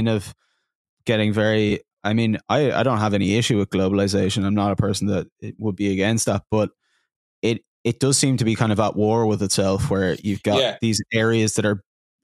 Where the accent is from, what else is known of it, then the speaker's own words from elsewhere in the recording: Dublin, Leinster, Ireland; moved away as an adult; now in Belfast, United Kingdom; growing up in Dublin, like, it wasn't even that you could buy a house